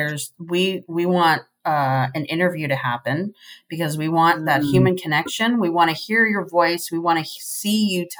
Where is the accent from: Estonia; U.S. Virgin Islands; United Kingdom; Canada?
U.S. Virgin Islands; I grew up in the Caribbean on the island of St. Croix